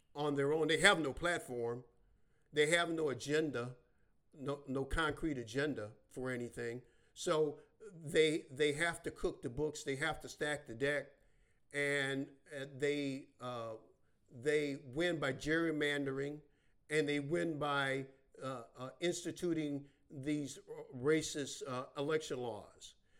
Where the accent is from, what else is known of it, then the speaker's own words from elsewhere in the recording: Chicago, Illinois, United States; I was born and raised in Chicago, Illinois. west side of Chicago.